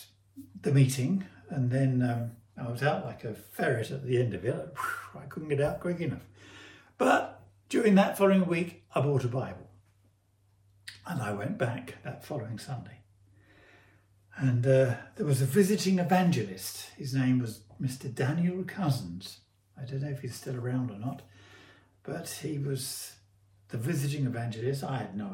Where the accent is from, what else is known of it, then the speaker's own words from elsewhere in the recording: United Kingdom; also born or lived in Sevenoaks; I'm British